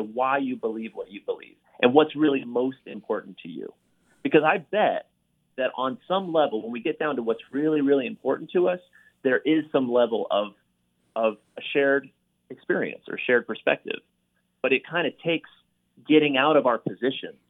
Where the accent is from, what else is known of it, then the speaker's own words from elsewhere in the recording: Gainesville, Florida, United States; moved away; Gainesville, Florida is my hometown